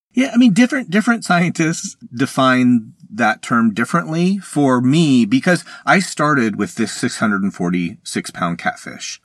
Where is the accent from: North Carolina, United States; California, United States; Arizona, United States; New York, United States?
Arizona, United States; I am from Arizona, and you might not think, you know, I, I, I've ended up spending my career studying the world's largest freshwater fish, but I grew up in Arizona